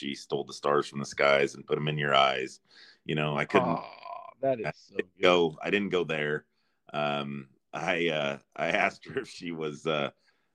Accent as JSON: {"language": "English", "region": "North Central Kansas", "country": "United States", "moved": "yes", "lives_now": "Texas, United States", "said": "I'm from North Central Kansas. I live in Texas now."}